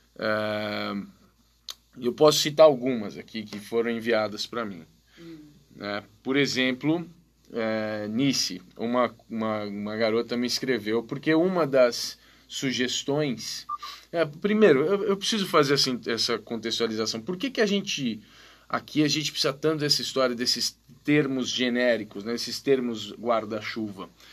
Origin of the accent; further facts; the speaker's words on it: Brazil; eu sou brasileiro